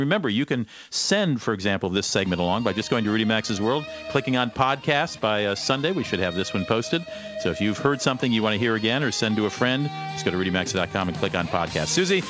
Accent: United States; I always had a warm welcome in Russia as an American.

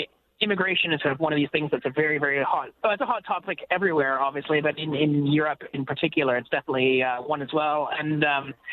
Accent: Canada; now in United Kingdom; I'm a Canadian

